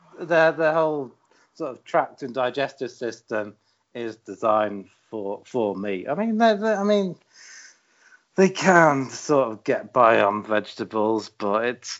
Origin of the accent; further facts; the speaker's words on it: United Kingdom; I'm British